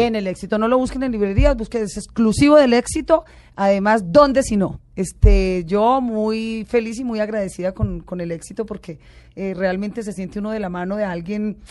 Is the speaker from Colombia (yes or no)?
yes; Colombia; yo soy colombiana